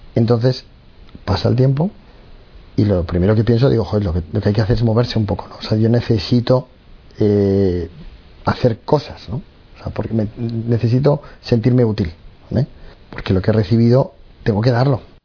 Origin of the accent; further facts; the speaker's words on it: Madrid, Community of Madrid, Spain; yo tengo 45 años, soy de Madrid, soy el pequeño de seis hermanos